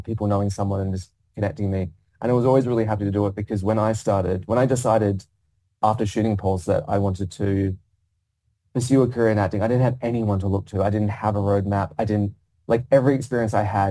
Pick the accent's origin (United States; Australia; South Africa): Australia; Perth, Western Australia; accent: Australian; moved away as an adult; now in London, United Kingdom; as an Australian actor in a classical play in the West End, playing a lead role and speaking Chekhov in my accent